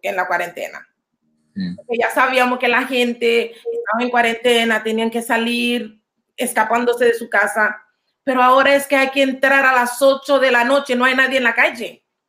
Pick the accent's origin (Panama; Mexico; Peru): Panama; Panama City; now in New York, United States; Soy de Panamá. Mucha gente dice que eres de Colón. No soy colonense. Soy de ah, la ciudad.